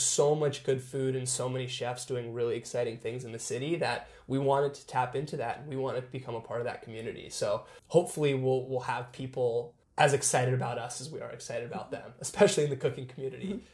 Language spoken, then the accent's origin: English; Seattle, Washington, United States; We're both born and raised in Seattle